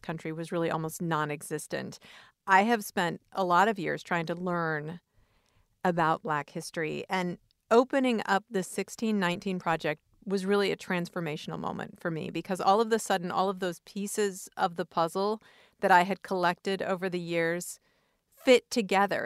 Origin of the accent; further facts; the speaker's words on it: Cedar Falls, Iowa, United States; I grew up in Cedar Falls